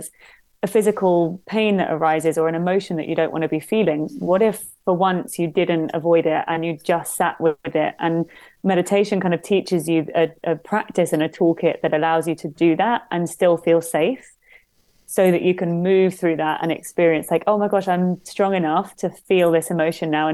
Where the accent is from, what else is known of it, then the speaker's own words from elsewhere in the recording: London, United Kingdom; growing up in London